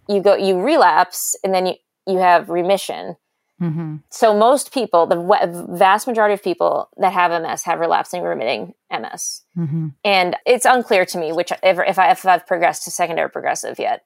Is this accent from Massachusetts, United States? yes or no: yes; South Shore, Massachusetts, United States; also born or lived in Fairfax County, Virginia / New York; I'm from the South Shore, Massachusetts. I now live on the North Shore